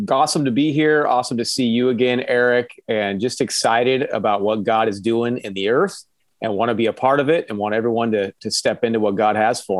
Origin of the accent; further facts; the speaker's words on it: Mexico City, Mexico; And then that's where I grew up was in Mexico City.